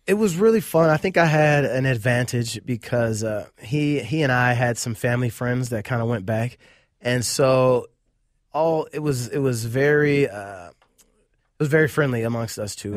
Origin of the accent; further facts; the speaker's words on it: Cleveland, Ohio, United States; moved away as an adult; now in Minneapolis, United States; I was born and raised, uh, in Cleveland, Ohio.